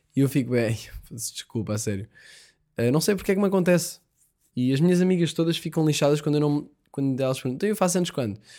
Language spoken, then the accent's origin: Portuguese; Portugal; nós somos portugueses